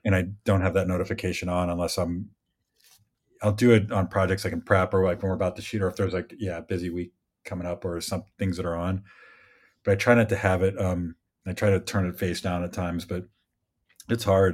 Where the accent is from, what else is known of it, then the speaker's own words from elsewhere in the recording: Midwest, United States; moved away; I grew up in the Midwest